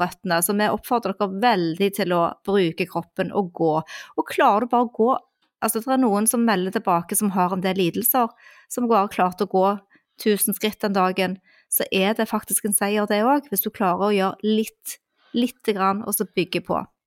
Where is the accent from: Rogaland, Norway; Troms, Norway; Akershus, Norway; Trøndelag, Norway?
Rogaland, Norway; Stavanger; now in Oslo, Norway; min hjemby Stavanger